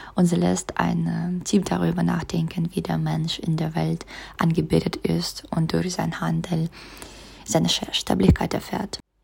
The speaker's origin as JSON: {"language": "German", "region": "Saint Petersburg", "country": "Russia", "second_language": "German", "moved": "as an adult", "lives_now": "Munich, Germany", "said": "Ich komme aus St. Petersburg, Russland"}